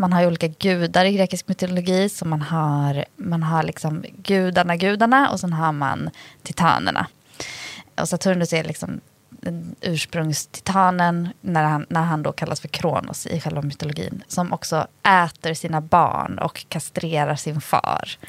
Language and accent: Swedish; Dalarna County, Sweden; Jag är ändå uppvuxen i Dalarna